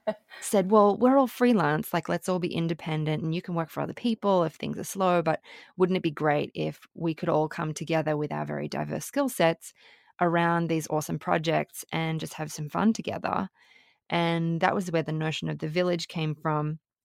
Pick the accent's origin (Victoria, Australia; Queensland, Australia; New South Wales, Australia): New South Wales, Australia; Sydney; moved away as an adult; also born or lived in Brisbane / Melbourne; now in New York, United States; was born in Sydney, but spent, um, some of my primary school years in Brisbane, and then we moved back to Sydney, and I, um, went through high school in Sydney